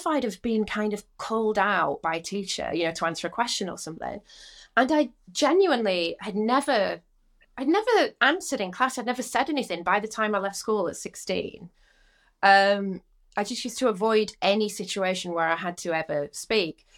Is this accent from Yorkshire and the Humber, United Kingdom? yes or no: yes; Rotherham, Yorkshire and the Humber, United Kingdom; moved away as an adult; also born or lived in London; I'm from Rotherham